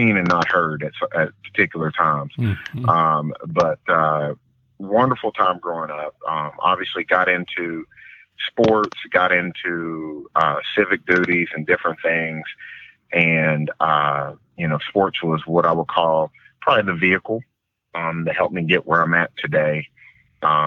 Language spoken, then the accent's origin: English; Huntington, West Virginia, United States; moved away; also born or lived in Texas; I grew up in Huntington, West Virginia